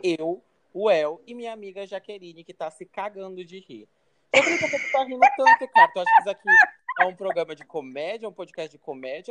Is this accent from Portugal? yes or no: no; Porto Velho, Rondônia, Brazil; eu nasci em Porto Velho, né, e tal. Cresci em Porto Velho